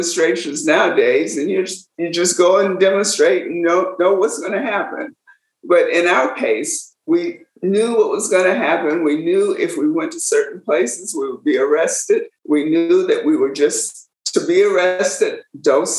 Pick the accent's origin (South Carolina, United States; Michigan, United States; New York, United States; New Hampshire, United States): South Carolina, United States; Orangeburg; now in Atlanta, United States; growing up in Orangeburg